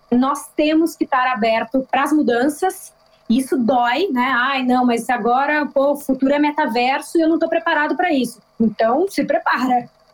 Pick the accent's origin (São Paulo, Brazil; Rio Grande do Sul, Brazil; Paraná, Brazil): São Paulo, Brazil; Campinas; moved away as an adult; also born or lived in Rio de Janeiro; Eu nasci em Gambinas, interior de São Paulo